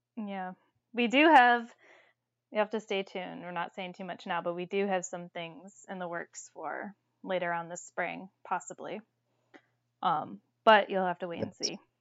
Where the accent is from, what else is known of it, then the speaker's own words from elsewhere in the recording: Toledo, Ohio, United States; I'm from Toledo, Ohio